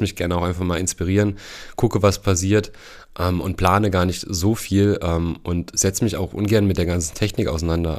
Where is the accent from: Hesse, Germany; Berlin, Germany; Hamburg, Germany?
Hesse, Germany; Heringen; also born or lived in Bad Hersfeld; ich komme äh, ursprünglich aus Hering. Da bin ich aufgewachsen.